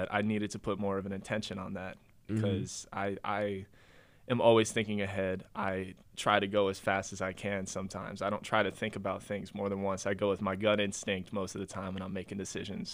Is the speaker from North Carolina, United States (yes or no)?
yes; North Carolina, United States; I'm from North Carolina. I don't live in New York